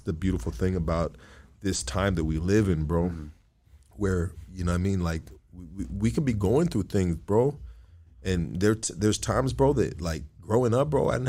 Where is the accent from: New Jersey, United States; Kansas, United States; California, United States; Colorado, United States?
California, United States; Bro, I'm from Cali, homie.